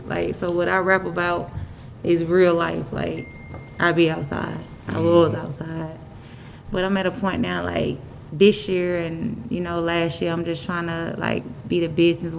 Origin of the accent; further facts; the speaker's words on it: Atlanta, Georgia, United States; I'm from Bleeland. Crooks may call it Cleveland Avenue